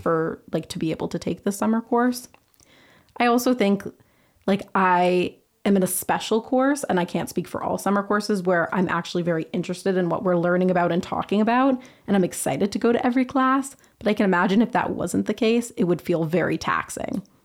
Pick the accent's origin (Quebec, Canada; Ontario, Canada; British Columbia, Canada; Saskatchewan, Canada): British Columbia, Canada; Vancouver; moved away as an adult; now in Montreal, Canada; I'm from Vancouver, British Columbia.